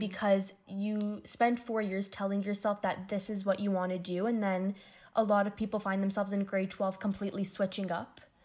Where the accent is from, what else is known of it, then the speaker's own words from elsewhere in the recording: Windsor, Ontario, Canada; moved away as an adult; now in Toronto, Canada; I'm originally from Windsor, Ontario, which is about four and a half hours away from Toronto.